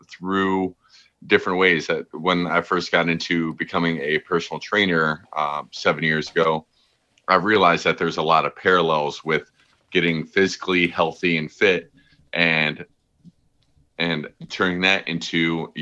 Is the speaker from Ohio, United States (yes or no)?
yes; Berea, Ohio, United States; I was very fortunate to have a excellent upbringing in a small town, like suburb of Cleveland called Berea. It's a very like friendly, homey city. And I just loved growing up here